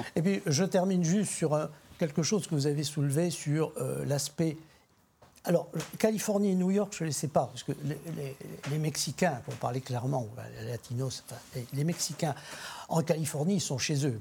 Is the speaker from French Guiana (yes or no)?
no; Algeria; now in France; Je suis d'un pays d'immigrants, je suis né en Algérie